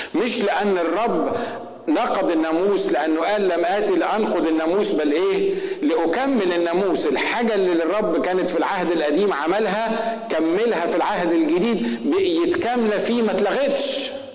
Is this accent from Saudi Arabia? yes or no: no; Egypt; احنا المصريين